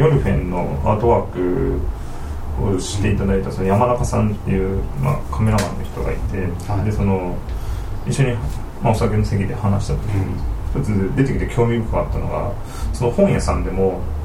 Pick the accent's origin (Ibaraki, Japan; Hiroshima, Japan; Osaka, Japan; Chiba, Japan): Hiroshima, Japan; 僕ら広島出身です